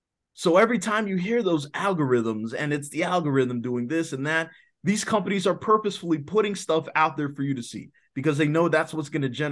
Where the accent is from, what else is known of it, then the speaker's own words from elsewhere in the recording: Washington, District of Columbia, United States; yeah, I was born and raised in Southeast DC, there is a stigma to that.